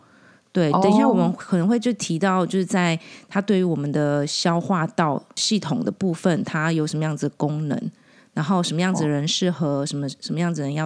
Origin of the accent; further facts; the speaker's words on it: Taiwan; 我们台湾人很多小料料理的小吃里面都会用到很多白胡椒。